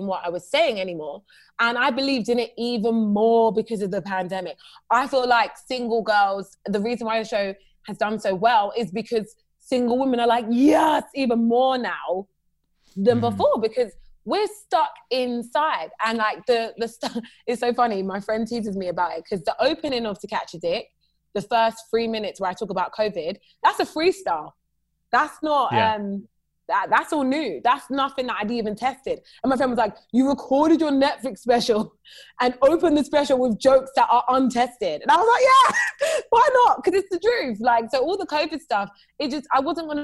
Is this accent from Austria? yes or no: no; United Kingdom; moved away as an adult; now in United States; a Black girl from the UK